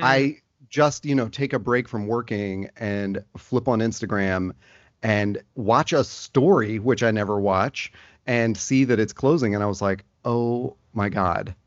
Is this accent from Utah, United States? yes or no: no; Nashville, Tennessee, United States; myself growing up in Nashville